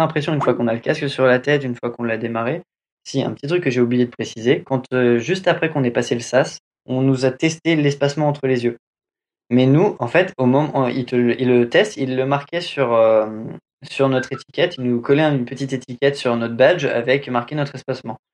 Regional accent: France; accent: French accent in English; j'ai un accent français, anglais de merde

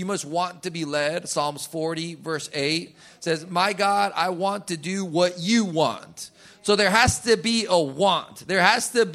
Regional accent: Colombia; moved away; where I grew up in Colombia, if someone said buenas noches, my mom made sure you said buenas noches back.

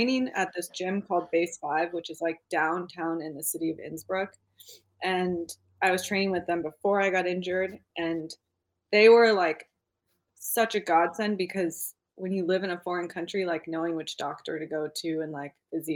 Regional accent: Jackson, Wyoming, United States; moved away as an adult; now in Austria; I was born and raised in Jackson, Wyoming, which was very lucky. And yeah, currently living in the Alps.

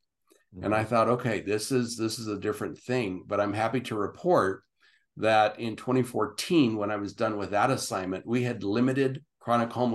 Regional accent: Southern California, United States; moved away as an adult; now in Utah, United States; That was home

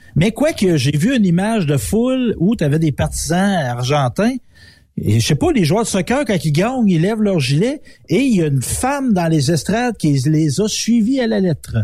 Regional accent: Quebec, Canada; je suis profondément nationaliste québécois. Puis les Québécois, on est beaucoup issus de la France

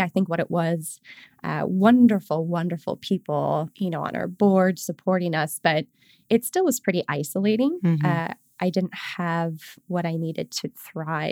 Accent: Chicago, Illinois, United States; also born or lived in Palm Desert, California; I grew up in the Chicagoland area

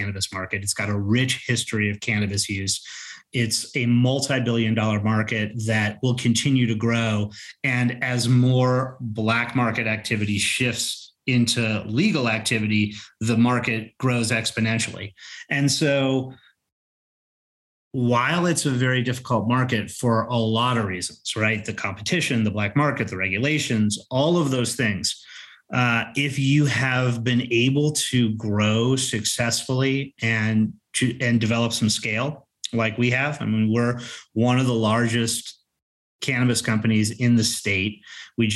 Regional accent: Colorado, United States; I'm from Colorado

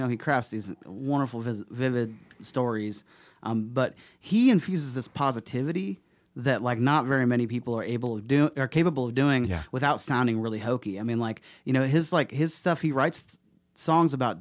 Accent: Bloomington, Indiana, United States; my hometown radio station

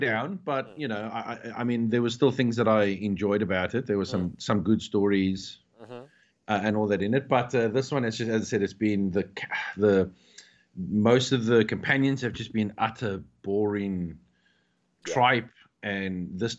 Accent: South Africa; growing up in South Africa, growing up in the 90s or like mid to late 80s

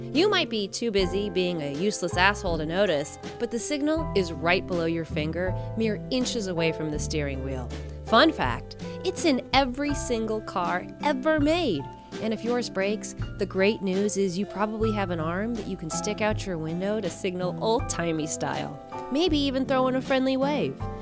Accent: Reno, Nevada, United States; I'm from Reno.

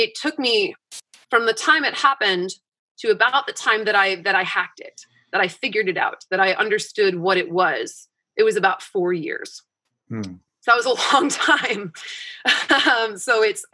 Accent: East Coast, United States; I grew up on the East Coast

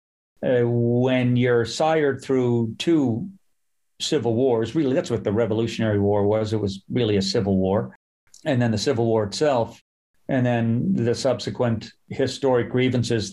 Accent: Halifax, Nova Scotia, Canada; now in Toronto, Canada; I grew up in Halifax, a very racialized city

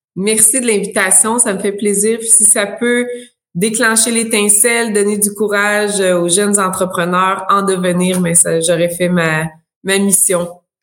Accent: Abitibi, Quebec, Canada; moved away as an adult; now in Sherbrooke, Canada; je viens de l'Abitibi

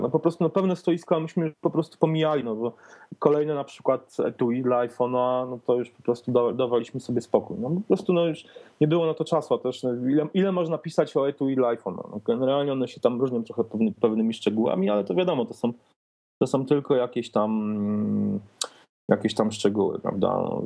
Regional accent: Poland; accent: eastern; jestem z Polski

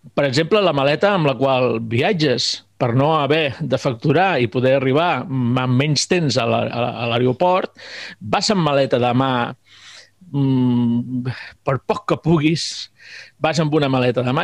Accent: Mallorca, Balearic Islands, Spain; moved away; also born or lived in Segur de Calafell, Catalonia; com a mallorquí sempre m'havia quedat la cosa de tornar a Mallorca

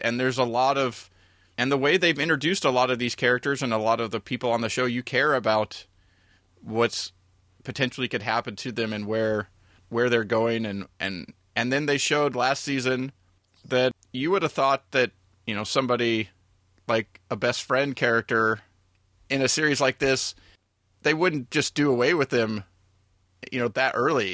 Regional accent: United States; as an American that grew up

